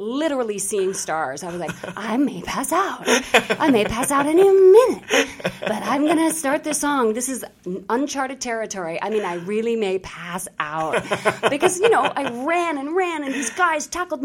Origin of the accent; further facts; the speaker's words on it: Colorado, United States; moved away as an adult; also born or lived in New York; I was from Colorado, too